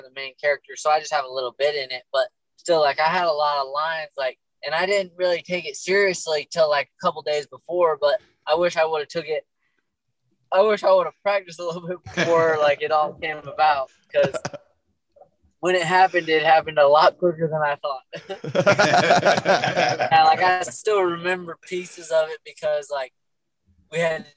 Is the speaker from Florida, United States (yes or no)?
no; Attica, New York, United States; also born or lived in North Carolina / Pavilion, New York; where I grew up in Attica